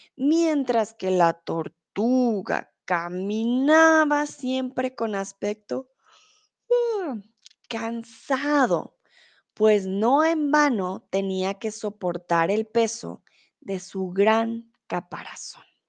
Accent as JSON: {"language": "Spanish", "country": "Colombia", "moved": "yes", "lives_now": "Germany", "said": "soy de Colombia, soy tutora de español aquí en Chatterbox, comúnmente vivo en Alemania, ahora estoy en México"}